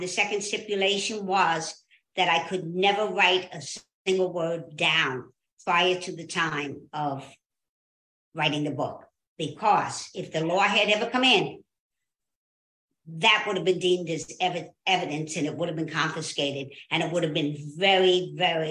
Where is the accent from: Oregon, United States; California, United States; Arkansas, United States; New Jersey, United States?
New Jersey, United States; Jersey City; I was born and raised in Jersey City, New Jersey